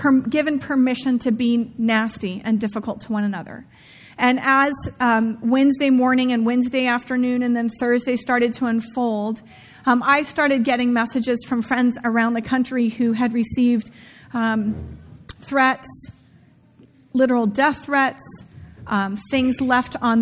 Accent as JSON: {"language": "English", "town": "Santa Rosa", "region": "California", "country": "United States", "tie": "born or raised there", "said": "where I grew up in Santa Rosa"}